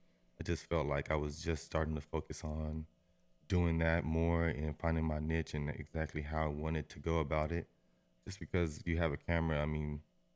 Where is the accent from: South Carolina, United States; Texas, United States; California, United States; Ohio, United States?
Texas, United States; Austin; I would say I'm from Austin.